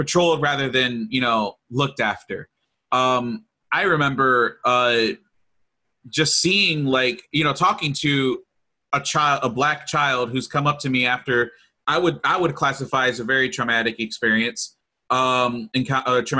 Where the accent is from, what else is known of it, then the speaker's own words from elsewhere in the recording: Lorain, Ohio, United States; I grew up in Lorain